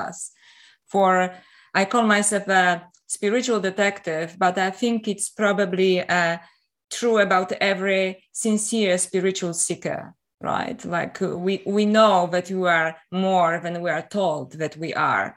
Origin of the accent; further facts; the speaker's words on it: Poland; also born or lived in Canada / Paris, France; now in Australia; I'm originally from Poland. And I was brought up in an interesting environment